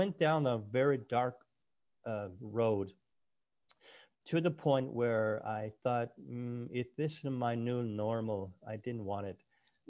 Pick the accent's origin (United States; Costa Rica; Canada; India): Canada; Nova Scotia; my wife and I were born and raised in Nova Scotia, Cape Breton Island.